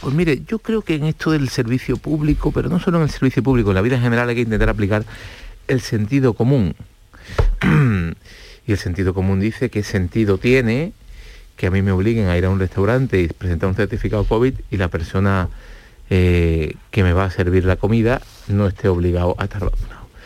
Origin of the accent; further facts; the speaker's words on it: Andalusia, Spain; los andaluces somos los españoles